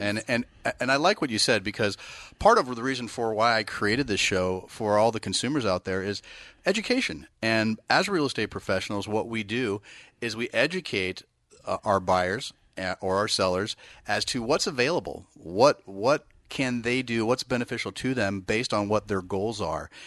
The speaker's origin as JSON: {"language": "English", "area": "Bay Area", "region": "California", "country": "United States", "moved": "yes", "said": "I'm from the Bay Area"}